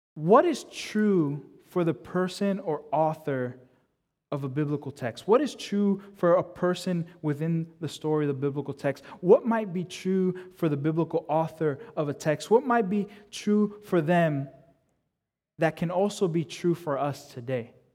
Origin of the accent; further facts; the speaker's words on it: United States; I'm a first generation kid, so I was born in the States. My parents were born in the Dominican Republic.